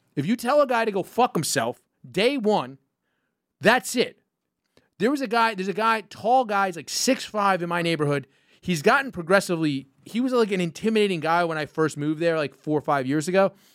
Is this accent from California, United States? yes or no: no; New York, United States; I'm from New York. Um, I grew up around all sorts of different people